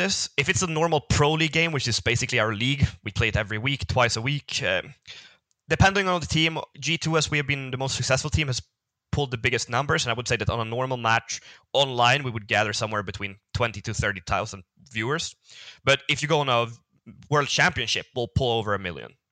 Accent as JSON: {"language": "English", "country": "Sweden", "said": "I come from Sweden, so my country isn't not that big"}